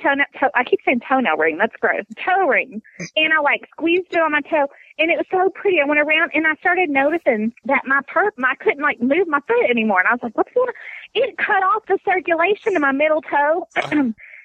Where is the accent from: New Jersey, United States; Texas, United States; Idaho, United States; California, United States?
Texas, United States; I'm Texan